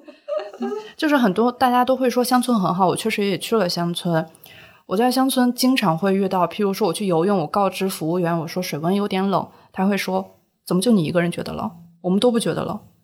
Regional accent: Shaanxi, China; moved away as an adult; also born or lived in Xi'an; now in Shanghai, China; 我是从陕西出来的

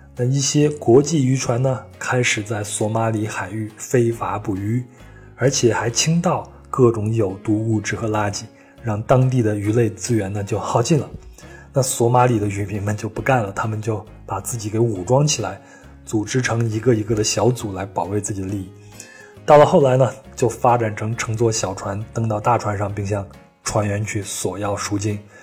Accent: China; 我们中国人

